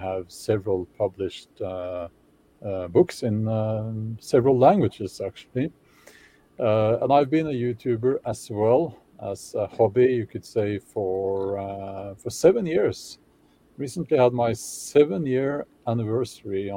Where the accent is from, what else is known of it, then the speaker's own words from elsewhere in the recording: Oslo, Norway; I grew up actually in Oslo, the capital of Norway, but that was in the suburbs